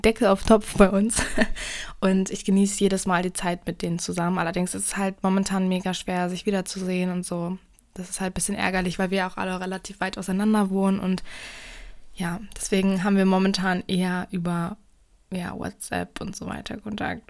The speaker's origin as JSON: {"language": "German", "country": "Germany", "said": "ich komme ja nicht direkt aus Berlin"}